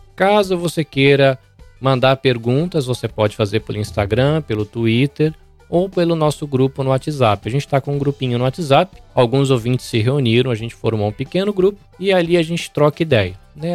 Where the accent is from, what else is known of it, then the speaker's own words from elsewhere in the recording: Brazil; now in Japan; eu sou brasileiro ou espanhol